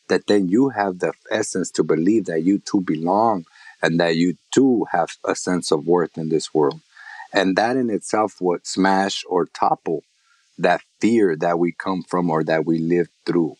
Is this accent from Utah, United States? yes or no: no; Los Angeles, California, United States; growing up in East Los Angeles, Boyle Heights